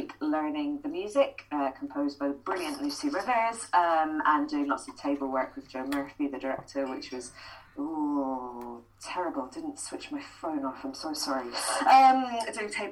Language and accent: English; Edinburgh, Scotland, United Kingdom; I grew up in Edinburgh, so we had the Fringe on our doorstep as well